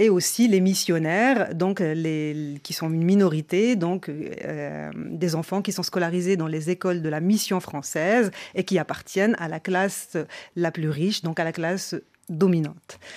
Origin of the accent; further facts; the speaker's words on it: Marrakesh, Marrakesh-Safi, Morocco; also born or lived in Salé, Morocco; now in France; comme je suis née et j'ai grandi au Maroc